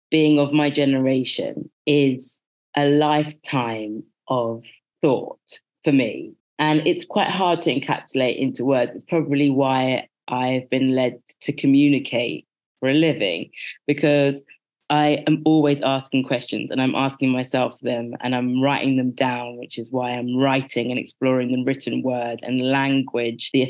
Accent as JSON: {"language": "English", "town": "Birmingham", "region": "West Midlands", "country": "United Kingdom", "tie": "born there", "said": "I was born in Birmingham, and when I conceptualize it for myself, I see me being born into something very middle. And that's because I was in the middle of England in the middle of the 80s."}